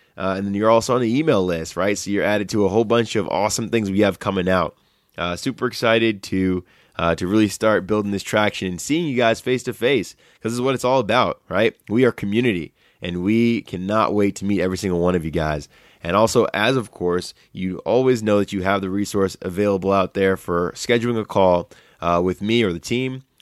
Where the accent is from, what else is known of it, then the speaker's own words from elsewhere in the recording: New York City, New York, United States; moved away; I was from New York City